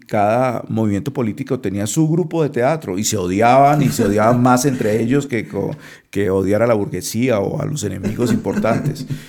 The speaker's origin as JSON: {"language": "Spanish", "town": "Cali", "region": "Valle del Cauca", "country": "Colombia", "tie": "born or raised there", "also_born_or_lived": "Europe", "moved": "as an adult", "lives_now": "Bogotá, Colombia", "said": "Yo viví, si hago la cuenta, viví en Cali, eh, que es la ciudad donde yo nací, eh, 30 años y yo casi no salía de Cali"}